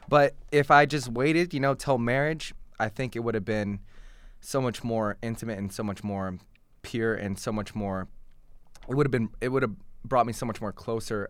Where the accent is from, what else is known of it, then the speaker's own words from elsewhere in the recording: Portland, Oregon, United States; now in Massachusetts, United States; I was born and raised in Portland, Oregon